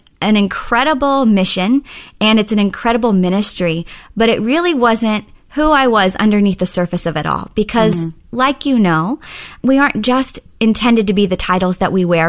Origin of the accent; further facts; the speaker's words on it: Oklahoma City, Oklahoma, United States; I actually grew up in Oklahoma City